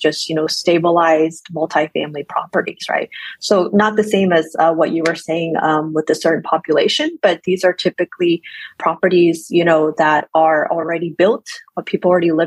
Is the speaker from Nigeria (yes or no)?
no; Texas, United States; I'm from Texas